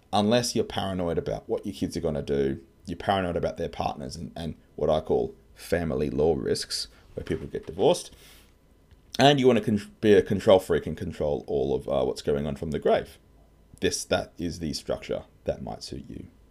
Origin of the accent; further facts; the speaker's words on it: Australia; I'm an Aussie tax lawyer.